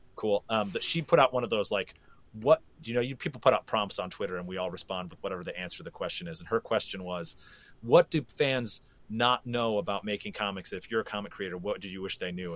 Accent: Flint, Michigan, United States; I was born and raised in Flint, Michigan, and uh, being from Flint means an awful lot to me

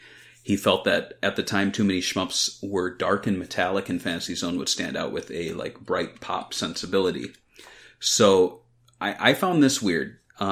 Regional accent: Midwest, United States; also born or lived in East Coast; Well, I grew up in the Midwest. I lived on the East Coast for a while, too.

